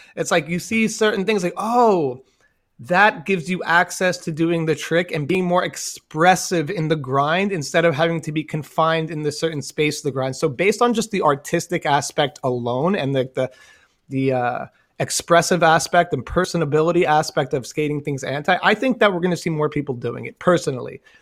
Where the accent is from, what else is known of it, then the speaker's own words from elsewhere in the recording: New York City, New York, United States; I'm from Staten Island